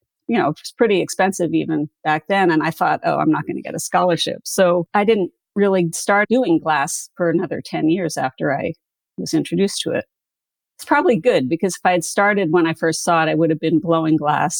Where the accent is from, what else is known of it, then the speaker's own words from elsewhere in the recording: Canada; also born or lived in United States; I mean, I was born in Canada, but at least 10 of those years we lived in the States.